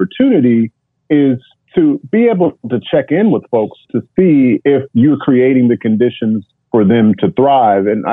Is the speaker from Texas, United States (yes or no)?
no; Kansas, United States; first language English; moved away as an adult; now in Basel, Switzerland; I grew up in Kansas